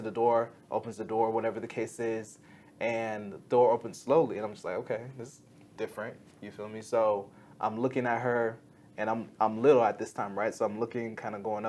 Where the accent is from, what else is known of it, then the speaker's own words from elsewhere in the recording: South Florida, United States; I'm originally from South Florida